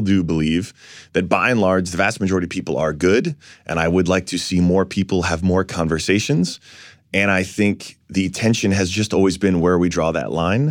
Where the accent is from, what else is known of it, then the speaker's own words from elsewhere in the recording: New York City, New York, United States; I was born in Fort Greene